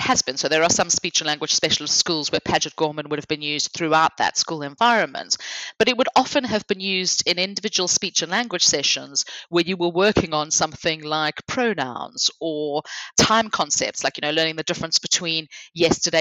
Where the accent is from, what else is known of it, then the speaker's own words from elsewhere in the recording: South Africa; I'm from South Africa